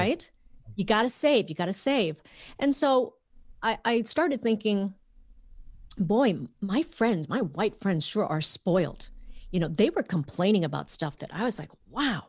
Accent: Minnesota, United States; moved away as an adult; also born or lived in Vietnam; now in Los Angeles, United States; growing up in Minnesota.

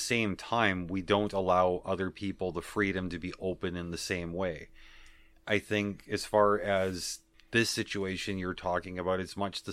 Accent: Canada; accent: Canadian; I am Canadian. Certain words I started pronouncing differently, though I know that my Canadian accent has bled through on a number of occasions

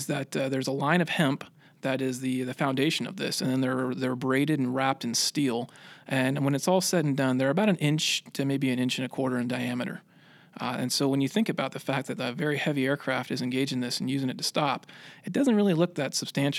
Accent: Pensacola, Florida, United States; Florida, not far from Pensacola, actually. Played a lot of sports in high school, kind of figured that growing up around Pensacola and being able to see all the airplanes flying around there made it look like a pretty cool job

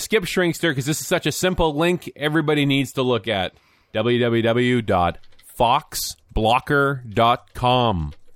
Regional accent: Canada; being a Canadian

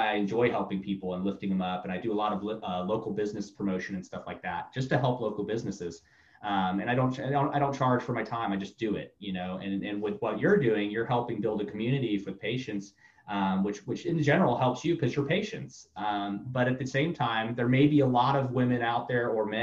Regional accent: Tampa, Florida, United States; moved away as an adult; also born or lived in Orlando, Florida / Miami, Florida; now in Tulsa, United States; I grew up basically in Tampa, Orlando. I ran every street in Florida growing up

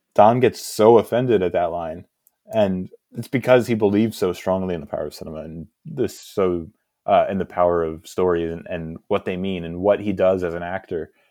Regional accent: Hudson Valley, New York, United States; moved away as an adult; now in Pennsylvania, United States; I was born in New York, lived in New York until I was twenty

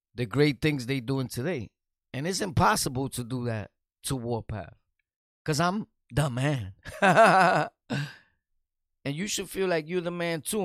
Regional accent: New York City, New York, United States; I'm from New York City, Brooklyn

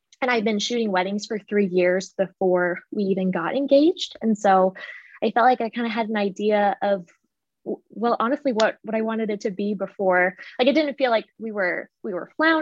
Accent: Wichita, Kansas, United States; also born or lived in Indiana; I am from Wichita, Kansas, born and raised.

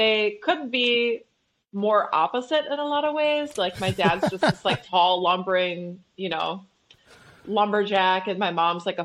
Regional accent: Flint, Michigan, United States; also born or lived in New York; I was born in Flint, Michigan, but we lived 15 minutes east of Flint

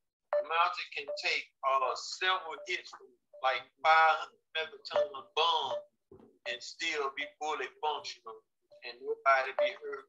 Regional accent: Alabama, United States; moved away as an adult; little boy from Alabama

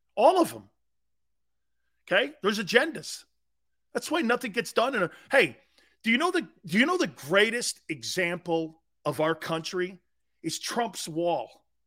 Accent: United States; I'm an American. I root for Team USA.

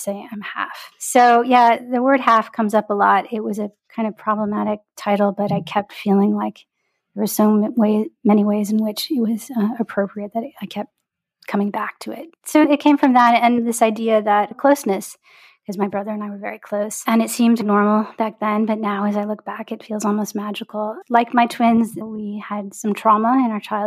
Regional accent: Detroit, Michigan, United States; a girl growing up in Detroit, where I grew up

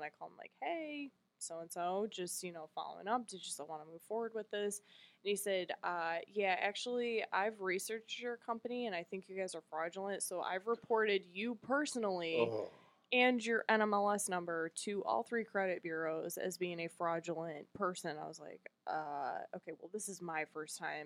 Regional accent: New York, United States; now in Charlotte, United States; I'm from New York. I kind of talk fast too

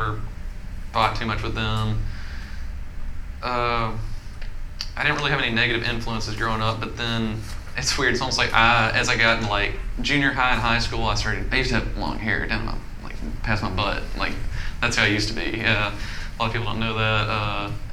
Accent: Little Rock, Arkansas, United States; I was born in Little Rock

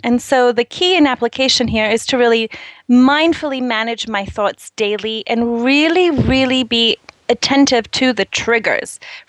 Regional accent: Brazil; I'm originally from Brazil.

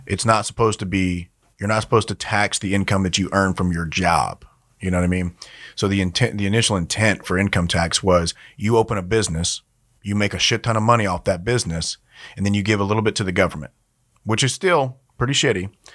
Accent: Louisiana, United States; I grew up in Louisiana

